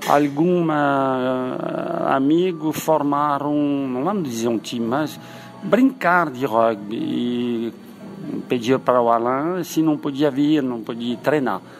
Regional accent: Paris, Île-de-France, France; now in Brazil; nós somos originários de Paris, hein? e nos anos 70, eh, 60, Paris não tinha rugby, hein? o rugby chegou bem depois. E como nós emigramos no sul, a paixão do rugby chegou naturalmente.

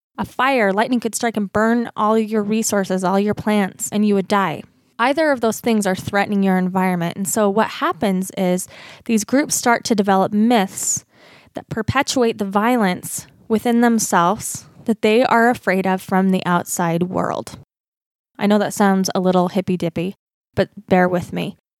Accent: Utah, United States; accent: Utah; my accent, my Utah accent

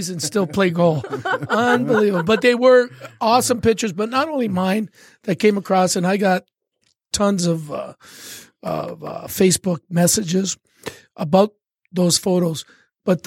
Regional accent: Canada; I'm Canadian

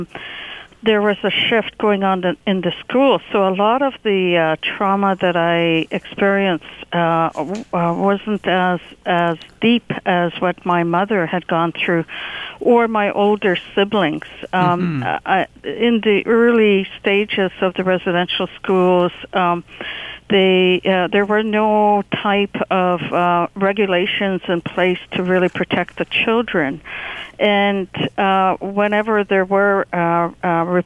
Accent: Secwepemc Nation, east of Vancouver, British Columbia, Canada; I'm originally from the Shikwapanak Nation, which is east of Vancouver in British Columbia

